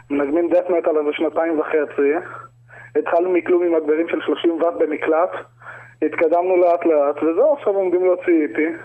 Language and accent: Hebrew; South Africa; now in Israel; נולדתי בדרום אפריקה. אוקיי. אז אה, ככה, מקום אקזוטי, שם אקזוטי.